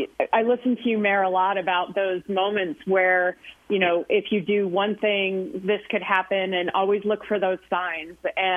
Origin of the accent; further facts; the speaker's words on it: Western New York, United States; now in Tucson, United States; I grew up in Western New York, so New York City has always been kind of like a special place for me.